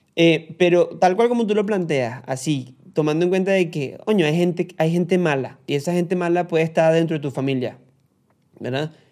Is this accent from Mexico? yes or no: no; Barquisimeto, Lara, Venezuela; yo soy guaro venezolano de la ciudad crepuscular y amo mi patria